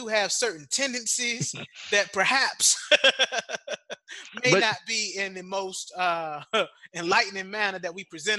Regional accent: Norfolk, Virginia, United States; moved away as an adult; now in Washington, D.C., United States; I'm from Norfolk, Virginia. So, of course, I'm going to say Hampton. But I'm a DC resident.

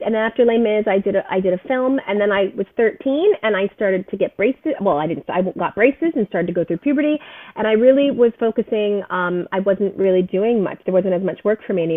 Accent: New Jersey, United States; We grew up near each other in New Jersey

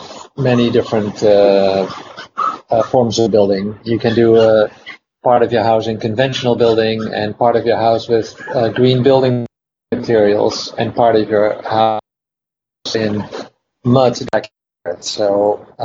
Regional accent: Netherlands; now in United States; I'm originally from the Netherlands. I moved to the United States in 1986

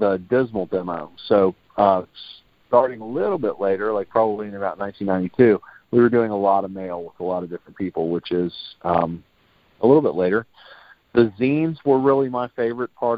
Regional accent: Virginia Beach, Virginia, United States; moved away; also born or lived in Tampa, Florida; I'm from Virginia Beach

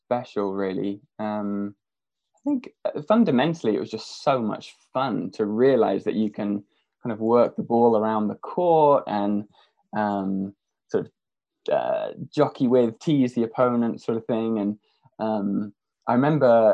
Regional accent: Norfolk, East of England, United Kingdom; I was from Norfolk originally, and my dad was my tennis coach. So grew up with a sort of racket in my hand from very early on

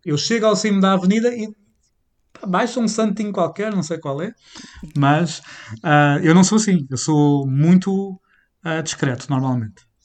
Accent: Portugal

